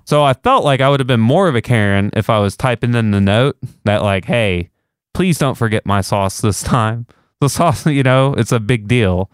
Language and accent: English; Texas, United States; I'm Texan, so that's what we do in Texas